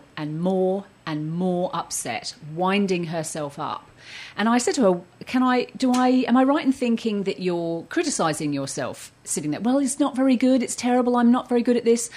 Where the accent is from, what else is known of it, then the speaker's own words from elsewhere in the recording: Surrey, South East England, United Kingdom; moved away as an adult; also born or lived in Australia; I grew up in Surrey and I emigrated and lived in Australia for the last few decades